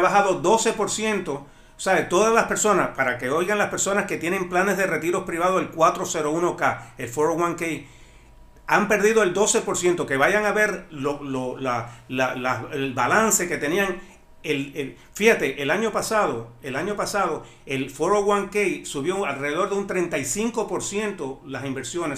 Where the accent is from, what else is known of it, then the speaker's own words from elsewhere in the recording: Cuba; also born or lived in Miami-Dade County; now in Miami, United States; tú y yo venimos del mismo lugar de Cuba